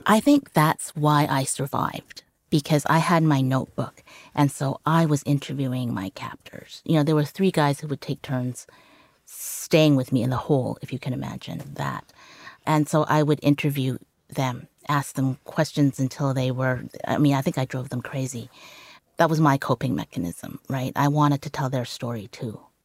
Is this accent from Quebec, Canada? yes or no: no; Vancouver, British Columbia, Canada; first language Cantonese; English is a second language; also born or lived in Hong Kong; we grew up in Vancouver